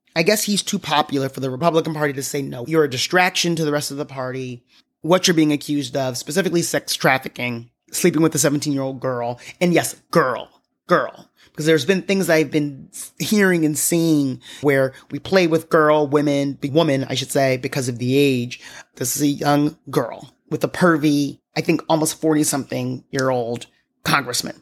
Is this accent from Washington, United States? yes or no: no; New York, United States; being a New Yorker and having a New York plate